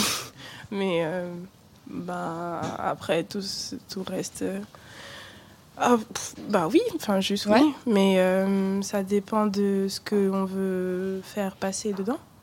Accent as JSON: {"language": "French", "town": "Douala", "region": "Littoral", "country": "Cameroon", "tie": "born or raised there", "also_born_or_lived": "Brittany", "moved": "yes", "said": "je suis née à Douala, donc près de la côte ouest d'Afrique centrale"}